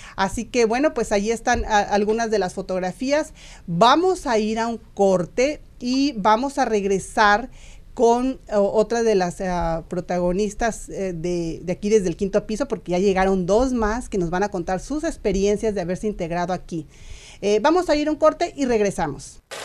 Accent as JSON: {"language": "Spanish", "region": "Guanajuato", "country": "Mexico", "moved": "yes", "said": "yo por supuesto del estado de Guanajuato"}